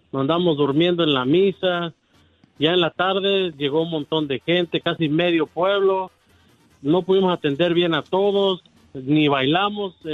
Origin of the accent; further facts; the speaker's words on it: Oaxaca, Mexico; now in Oregon, United States; Nosotros somos de Oaxaca.